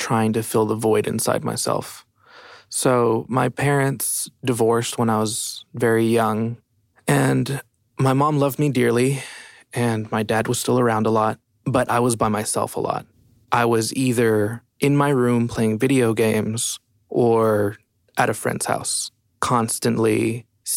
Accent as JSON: {"language": "English", "town": "El Paso", "region": "Texas", "country": "United States", "moved": "as an adult", "lives_now": "Austin, United States", "said": "I'm from originally El Paso, Texas, and I've been in Austin for about 8 years"}